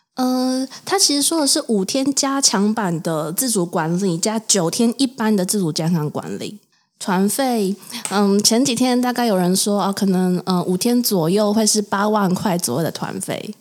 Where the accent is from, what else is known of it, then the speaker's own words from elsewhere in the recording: Taoyuan, Taiwan; 台湾桃园